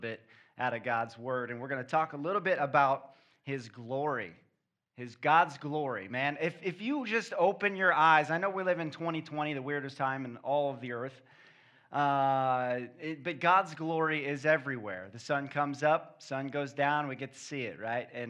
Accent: Kansas City, Missouri, United States; moved away as an adult; also born or lived in Midwest; now in Florida, United States; We're from Kansas City

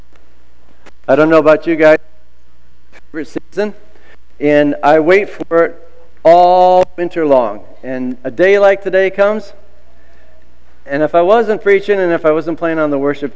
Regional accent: Iowa, United States; moved away as an adult; also born or lived in California; I was 19 years old, I moved from Iowa to California

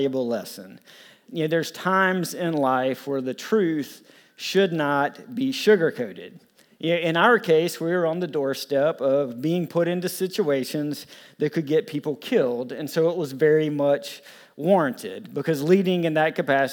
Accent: the South, near Florence, South Carolina, United States; I grew up in the South

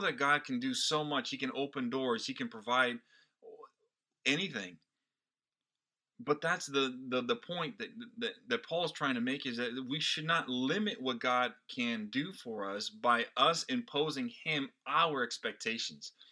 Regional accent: Brazil; now in United States; I was not born in this country. I am Brazilian by birth and an American by choice

